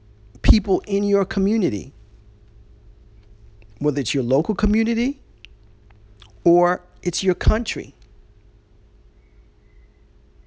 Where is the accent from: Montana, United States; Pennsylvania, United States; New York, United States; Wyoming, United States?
New York, United States; I remember as a little boy, you know, growing up in New York